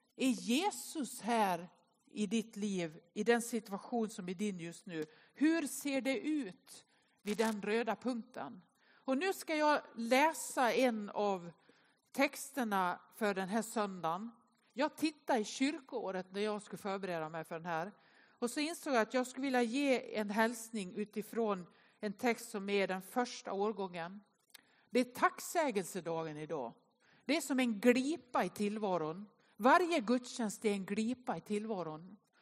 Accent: Nås, Dalarna County, Sweden; now in Gothenburg, Sweden; Jag är uppväxt i Nås i Västerdalarna.

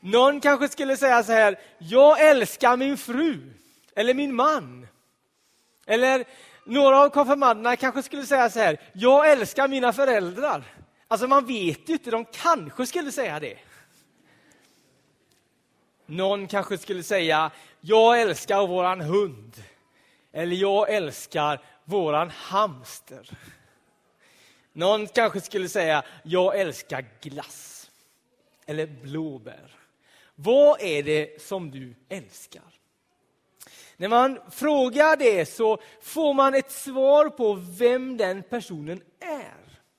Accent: Donsö, Västra Götaland, Sweden; På Donsö, där jag är född och uppvuxen, en ö i Göteborgs södra skärgård så fanns det ett litet hus av betong.

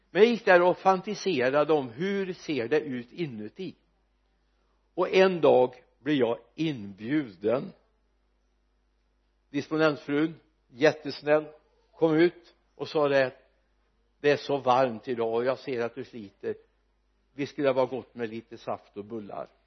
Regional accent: Sweden; vi är uppvuxna i den här kulturkretsen

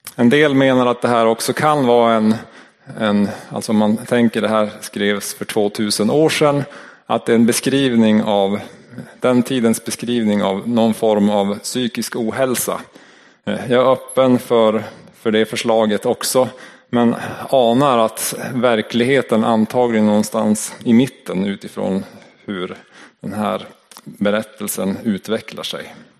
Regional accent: Norrland, Sweden; accent: Norrland dialect; min norrländska dialekt

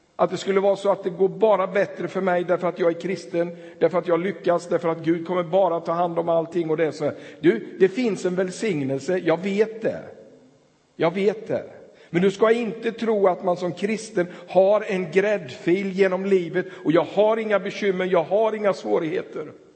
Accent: Tranås, Jönköping County, Sweden; now in Ulricehamn, Sweden; jag spelade hockey där och växte upp i den där stan

